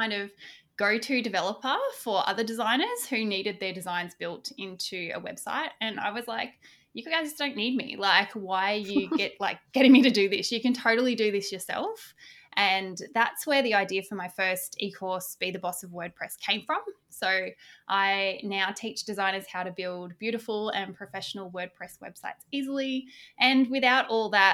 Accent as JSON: {"language": "English", "country": "Australia", "said": "I'm Aussie. I live just south of the beautiful Gold Coast in Australia"}